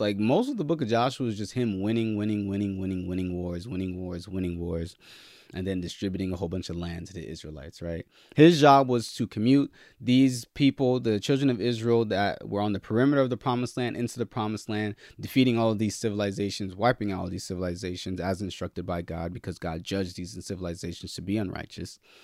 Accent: Nigeria; I'm Nigerian

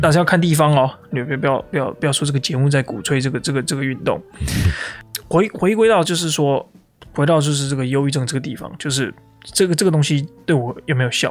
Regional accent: Taiwan; moved away; 我在台湾长大

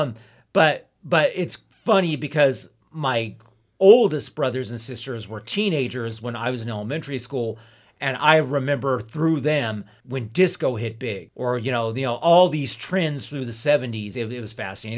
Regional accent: Ontario, California, United States; also born or lived in Hesperia, California; I lived in Ontario, California, and Lynn Empire until I was twelve, and then we moved to Hesperia, California, the high desert, and I've been there ever since

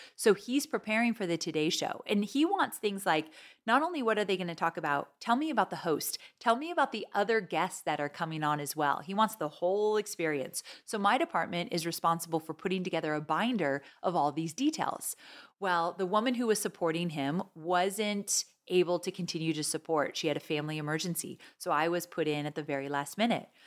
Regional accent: Orange County, Southern California, United States; We grew up in Southern California, Orange County area.

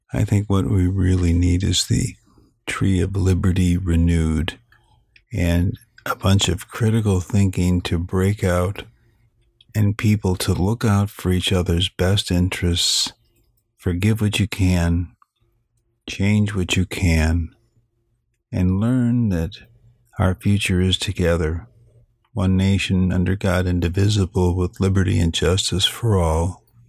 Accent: Illinois, United States; I come from Illinois, land of Lincoln

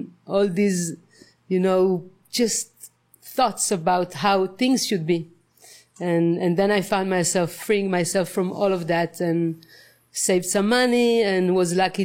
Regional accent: Israel; moved away as an adult; now in Nosara, Costa Rica; I come from Israel. And I moved to Nusara just recently in the beginning of February

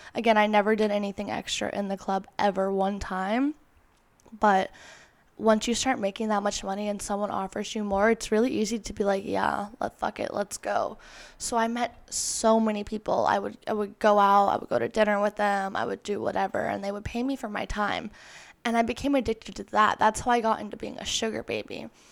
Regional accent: Florida, United States; moved away as an adult; now in Los Angeles, United States; I moved from Florida to L A when I was eighteen years old. The first family member to move out of state.

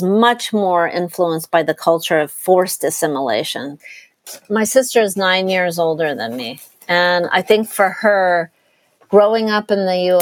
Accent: Walnut Creek, California, United States; the place where we grew up in Walnut Creek, which is a suburb of the Bay Area

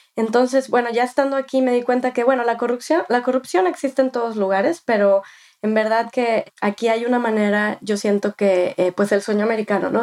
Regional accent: Mexico; first language Spanish; moved away as an adult; now in United States; soy de México, nacida y, criada. Viví en México hasta que tenía 18 años.

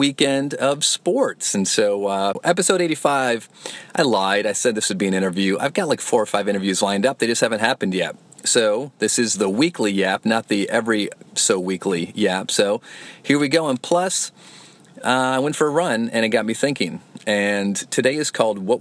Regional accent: Flint, Michigan, United States; moved away; my hometown of Flint, Michigan

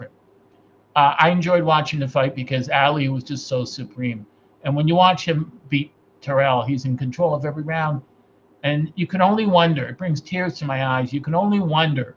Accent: Toronto, Ontario, Canada; he said, "Where are you from?" I said, "Toronto, Canada."

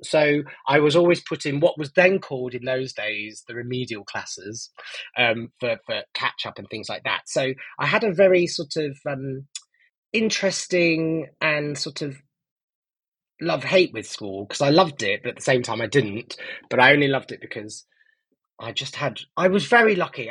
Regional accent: Nottingham, East Midlands, United Kingdom; I grew up in Nottingham

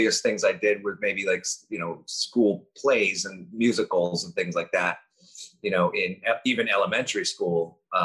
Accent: Los Angeles, California, United States; also born or lived in Cleveland, Ohio; we moved from Cleveland to Los Angeles when I was three.

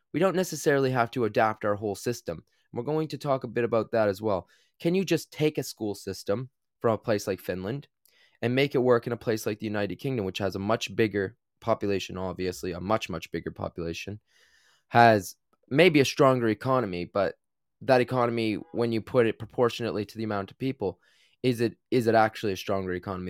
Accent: New Brunswick, Canada; I grew up in Canada

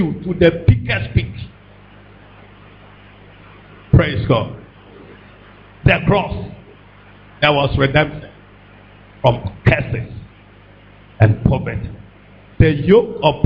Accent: Ghana; I stopped being a Ghanaian

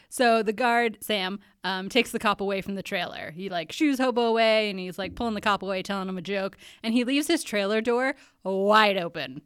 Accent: Canada; also born or lived in United States; I'm a Canadian

